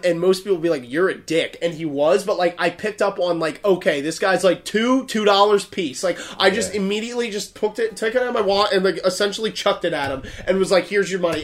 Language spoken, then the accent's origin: English; New Jersey, United States; we're from New Jersey